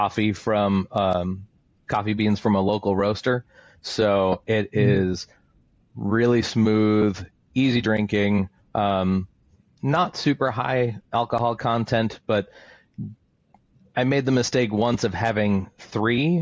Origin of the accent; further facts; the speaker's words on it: New Hampshire, United States; now in Florida, United States; Growing up in New Hampshire, I ran cross country